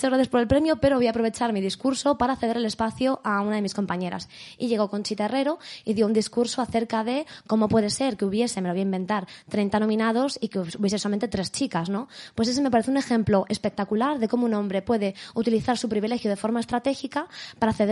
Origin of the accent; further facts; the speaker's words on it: Madrid, Community of Madrid, Spain; now in Madrid, Spain; Yo soy de Madrid. ¿De dónde? De, bueno, eh, me crecí en Vallecas hasta los 15 años más o menos y luego desde entonces vivo por el centro.